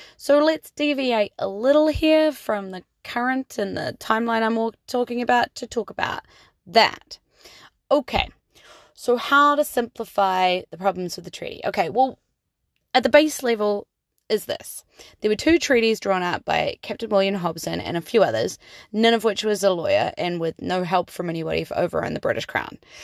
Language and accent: English; New Zealand; I'm just a New Zealander who loves the land I live